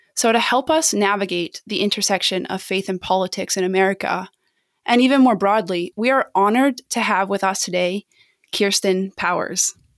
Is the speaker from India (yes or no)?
no; Canada; as a Canadian